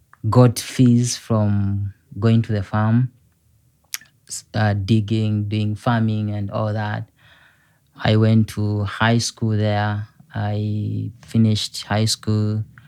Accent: Uganda; moved away as an adult; now in South Bend, United States; I come from Uganda. Mm-hmm. Uganda is one of the East African countries, and I was born by two young people that were in high school.

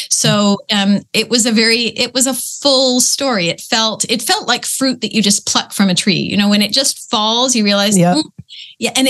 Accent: Peterborough, Ontario, Canada; I grew up in Peterborough, Ontario, which was at that time a pretty small provincial little place.

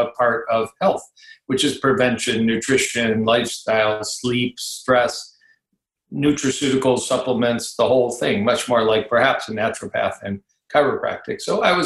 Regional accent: Detroit, Michigan, United States; also born or lived in Ann Arbor, Michigan / Dallas / Kansas City; I grew up in Detroit, Michigan. I'm talking to you now from a suburb of Detroit, Michigan.

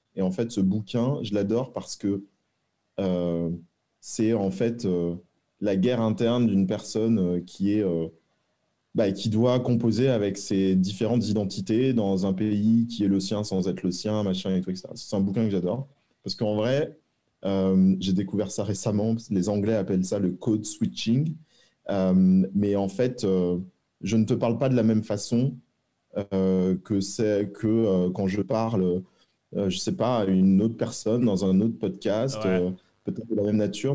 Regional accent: Rueil-Malmaison, Île-de-France, France; also born or lived in Versailles; je suis né à Versailles, j'ai grandi à Rueil-Malmaison

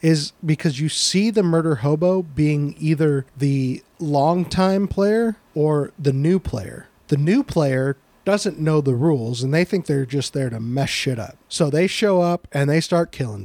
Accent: United States; I'm an American and, or a, you know, yeah, an American, live in the United States of America

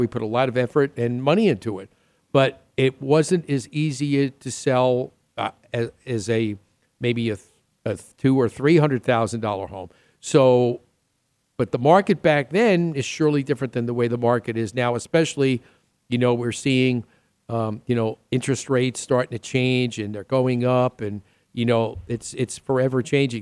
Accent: New York City, New York, United States; I'm from the Queens side

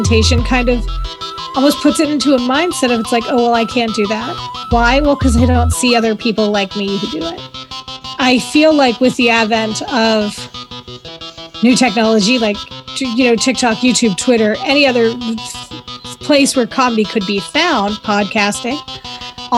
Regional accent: Pittsburgh, Pennsylvania, United States; accent: Pittsburghese; If that vernacular doesn't tell you I'm from Pittsburgh, then, well, nothing will.

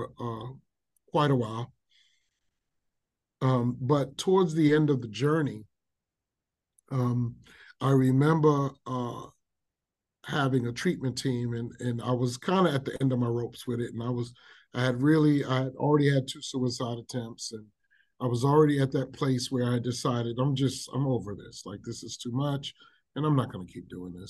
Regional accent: New York City, New York, United States; I grew up in South Bronx, which is one of our very urban communities

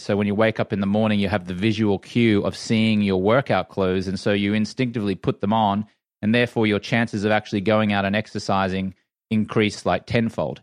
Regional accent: Australia; moved away; I grew up in Australia where the drinking culture is very much accepted there

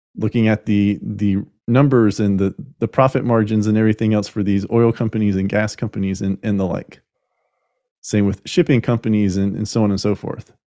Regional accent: United States; We are continuing as the American people

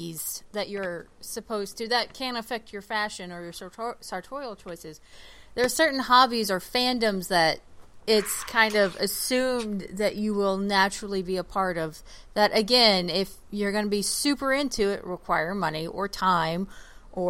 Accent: Oklahoma, United States; I grew up in Oklahoma

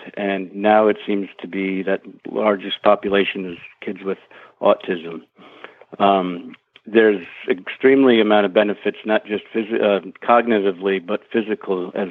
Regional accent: New York City, New York, United States; also born or lived in Northeast Pennsylvania; now in Pennsylvania, United States; I'm originally from Brooklyn, New York.

